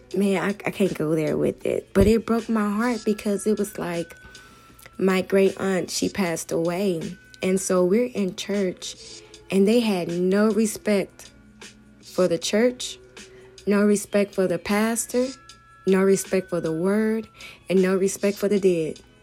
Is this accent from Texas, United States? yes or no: no; Hemet, California, United States; I'm from Hemet, so we don't really see that much going on out here